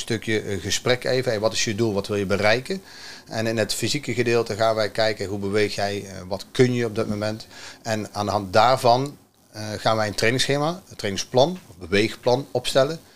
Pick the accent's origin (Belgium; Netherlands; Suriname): Netherlands; Vught, North Brabant; Uit Vught.